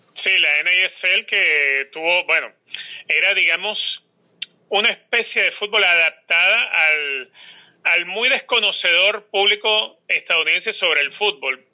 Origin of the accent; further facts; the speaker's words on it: Caracas, Capital District, Venezuela; now in United States; por ser caraqueño soy fanático de Táchira.